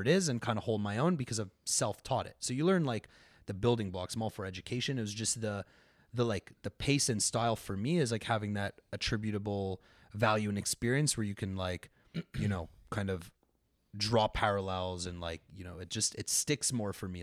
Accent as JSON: {"language": "English", "town": "Montreal", "region": "Quebec", "country": "Canada", "also_born_or_lived": "London, Ontario", "moved": "as an adult", "said": "I was from Montreal. You know, there was, like, McGill in my backyard"}